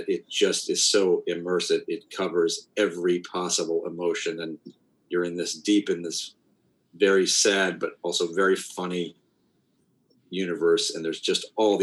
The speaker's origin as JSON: {"language": "English", "region": "Ohio", "country": "United States", "tie": "born or raised there", "said": "we grew up in Ohio"}